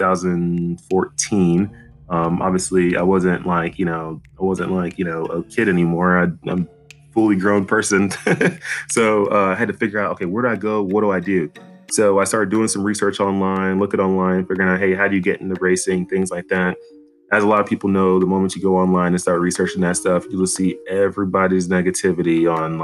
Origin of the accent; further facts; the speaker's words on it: Dallas, Texas, United States; I grew up in Dallas, Texas